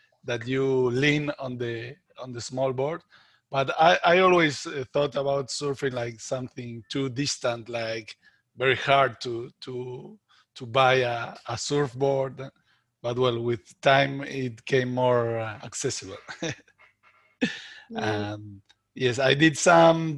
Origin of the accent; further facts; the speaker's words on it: Buenos Aires, Argentina; I'm Argentinian, and I was raised in Buenos Aires